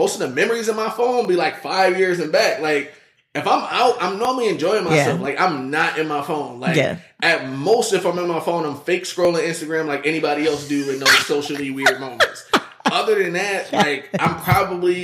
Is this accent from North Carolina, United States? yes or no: no; Buffalo, New York, United States; I'm from Buffalo.